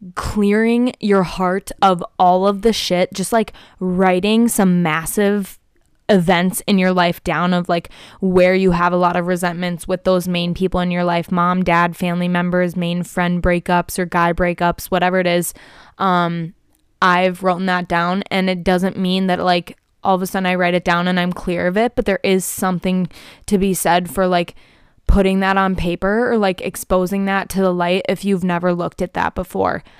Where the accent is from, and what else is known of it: Prior Lake, Minnesota, United States; born or raised there